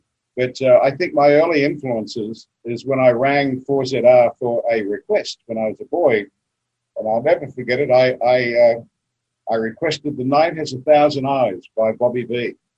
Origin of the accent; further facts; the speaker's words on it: Roma, Queensland, Australia; also born or lived in Brisbane, Queensland / Melbourne, Australia / West Hollywood, California; Oh, 4ZR Roma. That was my inspiration. I loved growing up in the bush. I was there till I was 14.